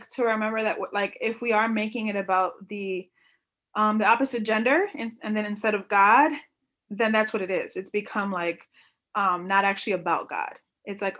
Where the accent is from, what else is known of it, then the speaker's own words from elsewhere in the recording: New York, United States; I grew up in New York